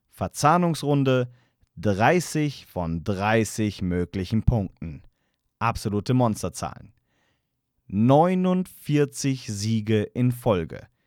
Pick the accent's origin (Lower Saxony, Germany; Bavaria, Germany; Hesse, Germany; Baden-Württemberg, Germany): Hesse, Germany; Frankfurt; nun, als Frankfurter kann man sich da ein kleines Lächeln nicht verkneifen.